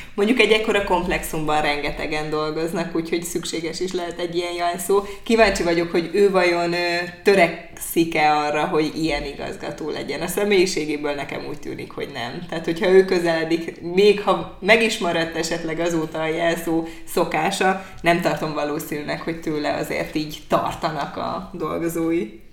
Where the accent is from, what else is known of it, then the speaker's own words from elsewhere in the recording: Hajdúdorog, Hajdú-Bihar, Hungary; now in Debrecen, Hungary; én hajdudorok szélén nőttem föl